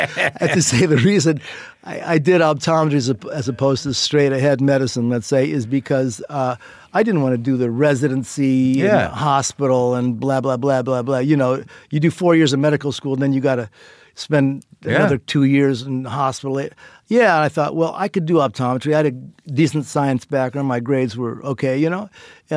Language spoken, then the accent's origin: English; Indiana, United States; I took Indiana board examination because my home state. I pretty much knew I didn't want to be living in Indiana